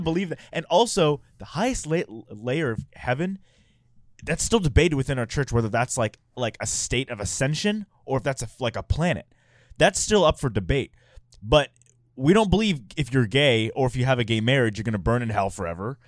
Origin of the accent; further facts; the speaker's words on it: Houston, Texas, United States; also born or lived in San Francisco; now in Utah, United States; I grew up in Houston, which is pretty diverse